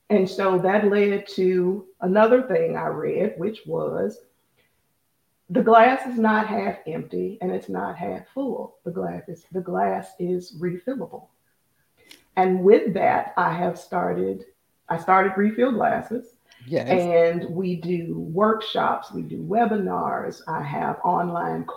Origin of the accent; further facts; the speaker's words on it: United States; we as American women